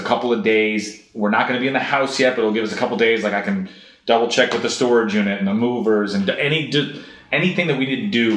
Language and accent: English; Kenmore, New York, United States; Dave, you know, who we grew up with in Kenmore